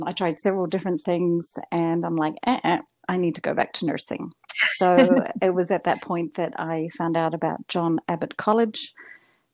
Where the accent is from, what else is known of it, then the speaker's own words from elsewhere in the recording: Invercargill, Southland, New Zealand; first language English; moved away as an adult; now in Montreal, Canada; my hometown, which was Invercargill in New Zealand.